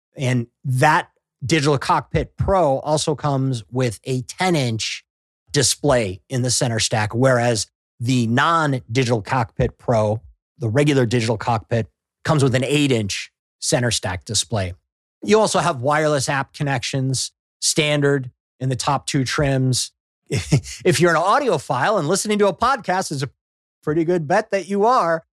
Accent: Midwest, United States; now in Southern California, United States; I'm from the Midwest

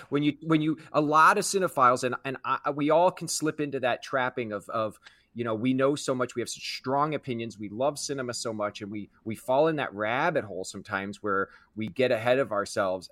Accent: Kansas City, United States; I grew up in Kansas City

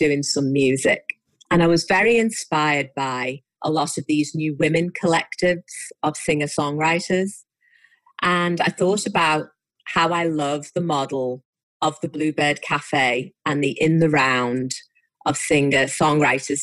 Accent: Liverpool, North West England, United Kingdom; born or raised there

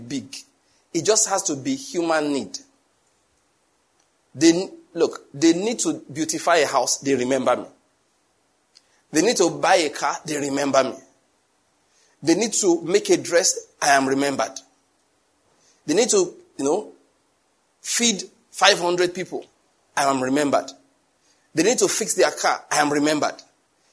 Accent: Nigeria; I'm a Nigerian

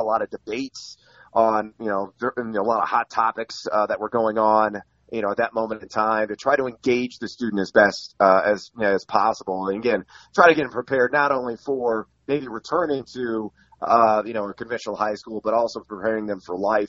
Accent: Champaign, Illinois, United States; also born or lived in California / San Antonio, United States; I was a military brat, kind of moved around all over the place. I was born in California, lived for a time until the sixth grade in San Antonio, Texas. Then my dad retired from the Air Force and decided to retire in Champaign, Illinois, of all places.

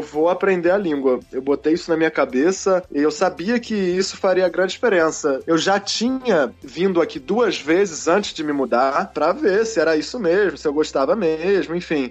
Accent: Rio de Janeiro, Brazil; moved away as an adult; now in Belgrade, Serbia; sou nascido e criado no Rio, mas a minha mãe e toda a família do lado da minha mãe é mineira

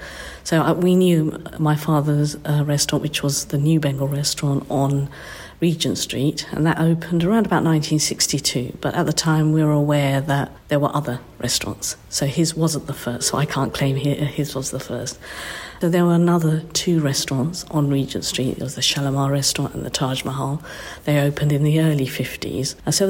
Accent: Cambridge, East of England, United Kingdom; because I was born in 1971. But we grew up in the Mill Road area

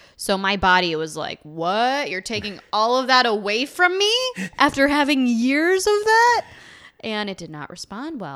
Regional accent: Buffalo, New York, United States; moved away as an adult; now in Venice, Los Angeles, United States; I am originally from upstate New York. I moved here from Buffalo, uh, almost a year and a half ago

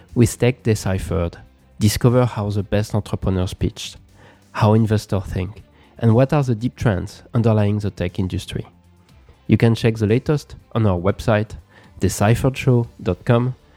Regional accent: Paris, Île-de-France, France; moved away as an adult; also born or lived in Philadelphia / Beijing / Shanghai; now in San Francisco Bay Area, United States; I have lived in Paris, my hometown, Philadelphia

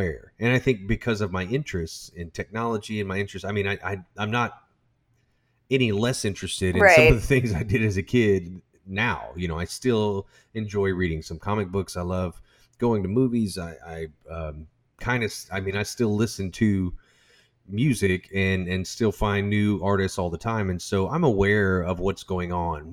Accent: United States; I'm an American

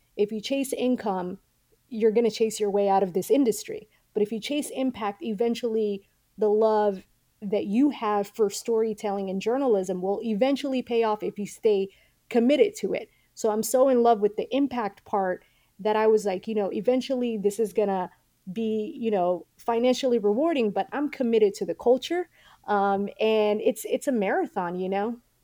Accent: Atlanta, Georgia, United States; also born or lived in Mogadishu, Somalia / Kenya; from Kenya, we came to the United States. Um, and Atlanta really adopted us

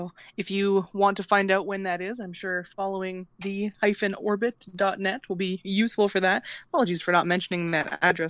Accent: Canada

